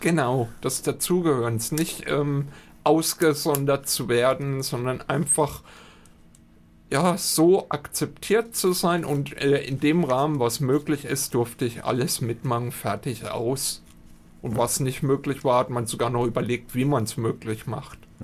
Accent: Höchstadt an der Aisch, Bavaria, Germany; also born or lived in Altdorf; now in Fürth, Germany; Ich komme hier aus Fürth, äh, aktuell wohnt eigentlich ursprünglich Höchstadt Eich und bin eigentlich dementsprechend schon immer ein ähm, Mittelfranke

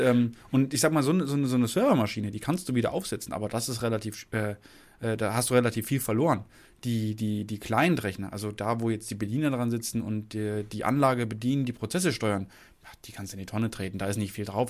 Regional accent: Lower Saxony, Germany; moved away; ich kenn's ja von, von zu Hause, ich komme aus Niedersachsen

